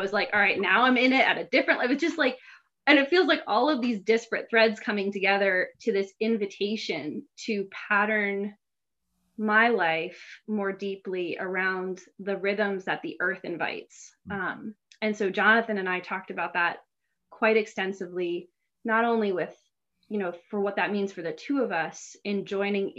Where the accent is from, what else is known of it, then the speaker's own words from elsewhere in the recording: West Chester, Pennsylvania, United States; I grew up in Westchester, Pennsylvania